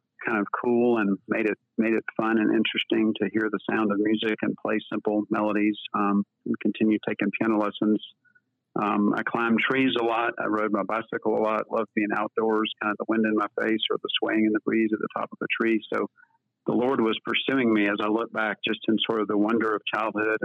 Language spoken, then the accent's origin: English; Chapel Hill, North Carolina, United States; I was born and raised in Chapel Hill, North Carolina